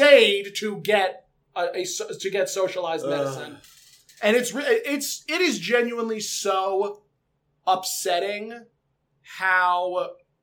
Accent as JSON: {"language": "English", "town": "New York City", "region": "New York", "country": "United States", "moved": "yes", "said": "I came from Brooklyn"}